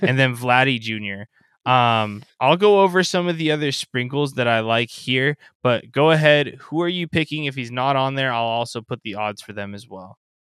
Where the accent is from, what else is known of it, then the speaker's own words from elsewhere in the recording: Anaheim, California, United States; I grew up in Southern California, about ten minutes away from the Big